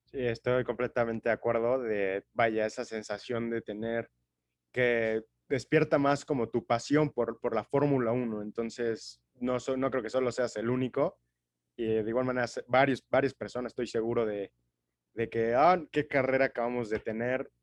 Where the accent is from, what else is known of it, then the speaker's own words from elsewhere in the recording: Mexico; yo como, como mexicano